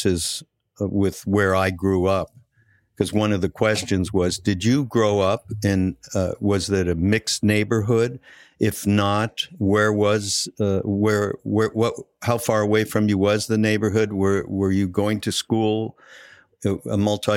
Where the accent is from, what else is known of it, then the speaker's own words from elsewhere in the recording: Canada; moved away; I'm from Canada, so there is a little bit of a difference in terms of how I grew up.